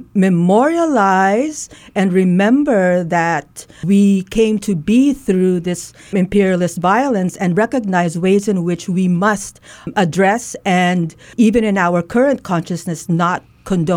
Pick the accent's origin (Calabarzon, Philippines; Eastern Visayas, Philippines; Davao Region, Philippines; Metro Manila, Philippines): Eastern Visayas, Philippines; Leyte; I'm Waray. I grew up in Leyte